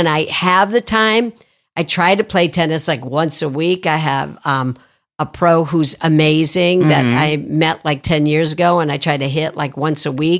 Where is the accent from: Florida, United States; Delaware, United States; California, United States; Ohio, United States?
Ohio, United States; Toledo; Toledo, Ohio.